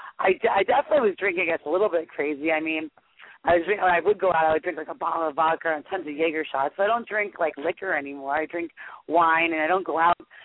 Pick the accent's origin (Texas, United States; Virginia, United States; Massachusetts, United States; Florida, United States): Florida, United States; South; I grew up in South Florida